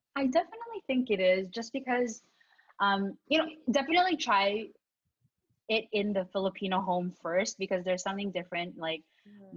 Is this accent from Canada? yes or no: yes; Canada; also born or lived in Philippines; I was born in the Philippines, and you know, we headed to Canada when I was five years old, and I do have like memories of the Philippines, um, but you know, I definitely would say I grew up here in Canada